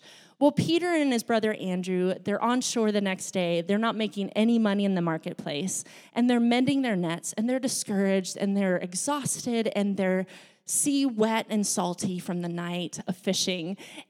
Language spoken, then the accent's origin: English; Laos; also born or lived in Thailand; I grew up in a foreign country. I grew up in Laos and Thailand, and Laos was a developing country.